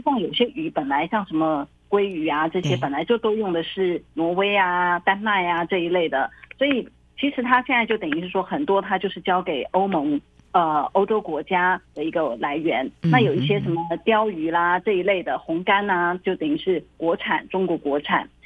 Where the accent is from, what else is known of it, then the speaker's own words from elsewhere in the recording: Taiwan; moved away as an adult; now in Shanghai, China; 我作为台湾人